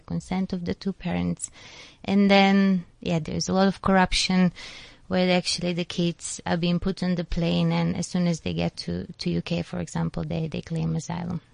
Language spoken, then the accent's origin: English; North Macedonia; now in South Africa; I'm from Macedonia